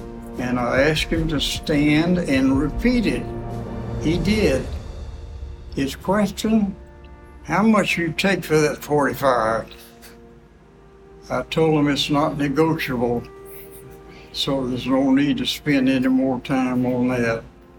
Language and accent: English; Bessemer, Alabama, United States; Oh, Bessemer, Alabama.